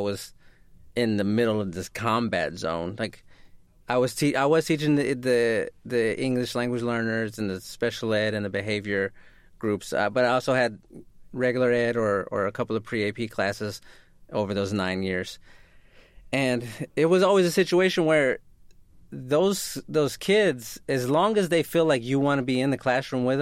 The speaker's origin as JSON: {"language": "English", "town": "San Antonio", "region": "Texas", "country": "United States", "tie": "born or raised there", "also_born_or_lived": "Houston", "said": "where I grew up in San Antonio"}